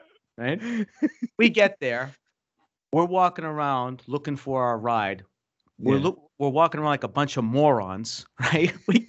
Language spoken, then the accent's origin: English; Boston, Massachusetts, United States; maybe because we're from Boston, you know, we're paranoid.